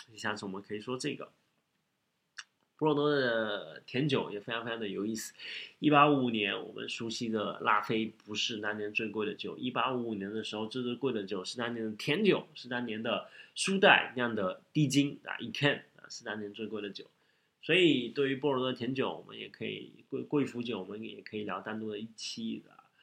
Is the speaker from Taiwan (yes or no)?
no; Shanghai, China; 作为一个上海人